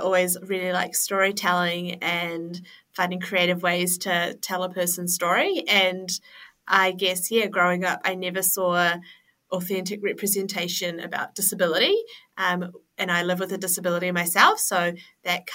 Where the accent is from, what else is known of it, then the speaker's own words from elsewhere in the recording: Auckland, New Zealand; also born or lived in Malaysia / Finland; I was born and raised in Auckland and I live in Auckland now